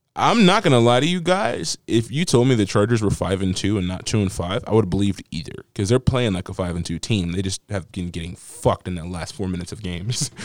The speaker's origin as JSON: {"language": "English", "town": "Las Vegas", "region": "Nevada", "country": "United States", "moved": "yes", "lives_now": "Maryland, United States"}